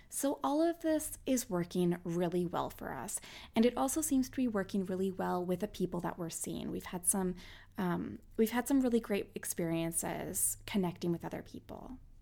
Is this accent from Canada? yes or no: yes; Canada; also born or lived in Winnipeg, Manitoba; I'm Canadian